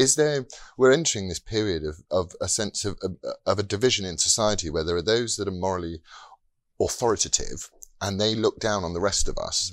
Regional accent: United Kingdom; we are as British people

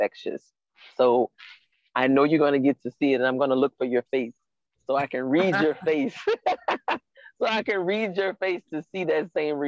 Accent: New Orleans, Louisiana, United States; Every time I go somewhere and they find out I'm from New Orleans

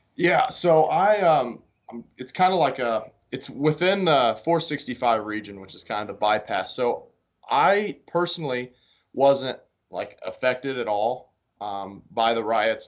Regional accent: Greensburg, Indiana, United States; moved away as an adult; also born or lived in Valparaiso, Indiana; I'm from Greensburg, Indiana, which is uh, kind of southeast in between Indianapolis

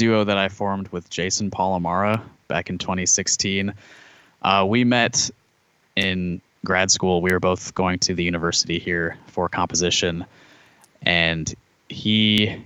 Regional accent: Cedar Rapids, Iowa, United States; I grew up in Cedar Rapids

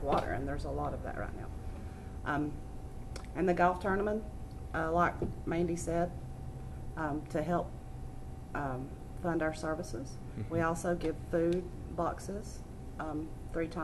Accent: Canton, North Carolina, United States; also born or lived in Waynesville; I've never left Canton

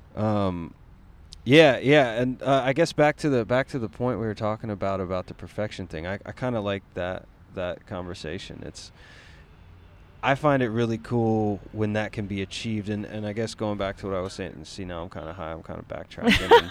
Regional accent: Asheville, North Carolina, United States; I'm from North Carolina, so it's Where? like uh, Asheville.

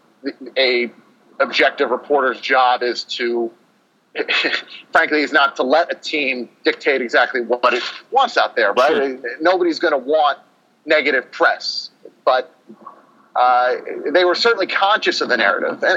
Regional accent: Northeast, United States; moved away; I'm from the Northeast

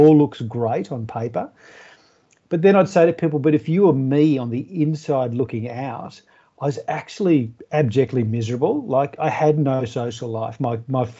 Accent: Melbourne, Victoria, Australia; moved away as an adult; now in regional Victoria, Australia; I grew up in Melbourne and I went to school in Melbourne, grew up in Melbourne

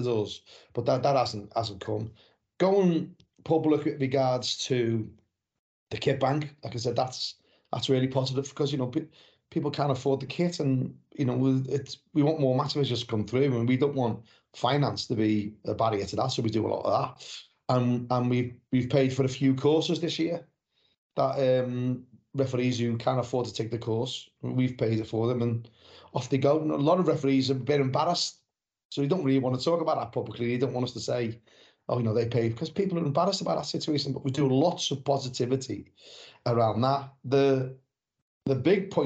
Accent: Liverpool, North West England, United Kingdom; moved away as an adult; now in West Country, United Kingdom; I was born and bred in Anfield, but I moved down to the south, in the West Country, 33 years ago. So I've been down here longer than I lived in Liverpool.

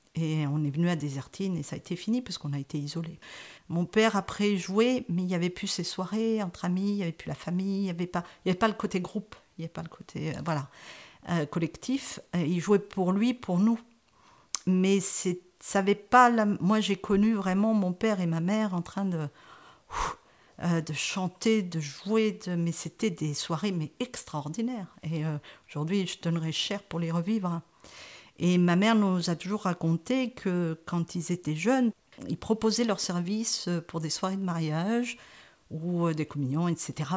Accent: France; also born or lived in Saint-Victor; je suis née en France

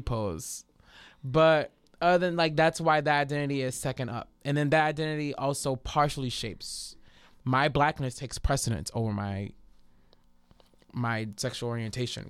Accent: New Orleans, Louisiana, United States; being from New Orleans

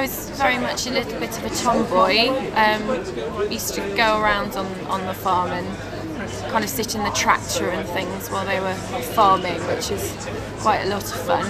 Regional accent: Cheshire, North West England, United Kingdom; I grew up in Cheshire.

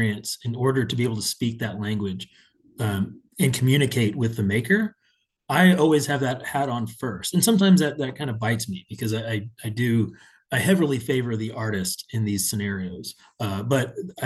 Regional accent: Houston, Texas, United States; also born or lived in San Antonio; returning to my hometown and being on the public art side of things multiple times over. I worked for the Houston Arts

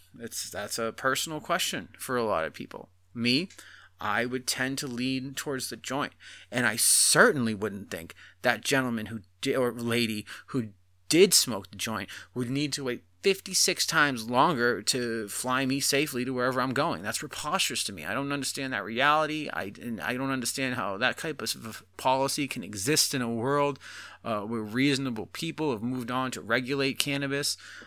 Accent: Boston, Massachusetts, United States; moved away; And I grew up in Boston. I was there till '09.

